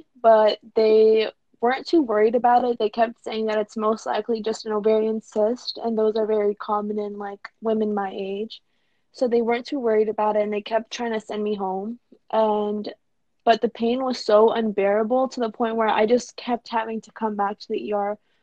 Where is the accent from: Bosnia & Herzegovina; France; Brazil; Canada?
Bosnia & Herzegovina; Sarajevo; now in Atlanta, United States; I'm originally from Sarajevo